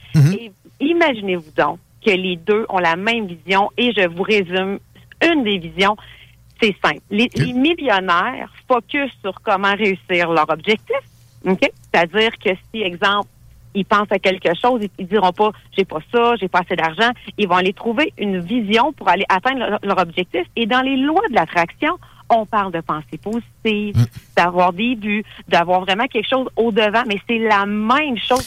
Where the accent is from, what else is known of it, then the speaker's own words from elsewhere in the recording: Thetford Mines, Quebec, Canada; je suis originaire de Thetford Mines